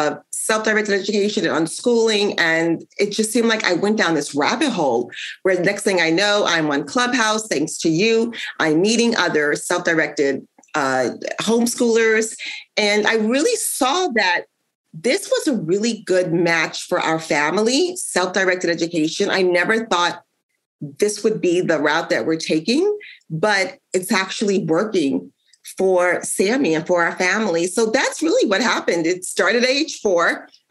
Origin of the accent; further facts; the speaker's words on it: New York, United States; also born or lived in New Jersey / Ohio; now in Indiana, United States; I grew up in New York, and I also spent time in New Jersey and also Ohio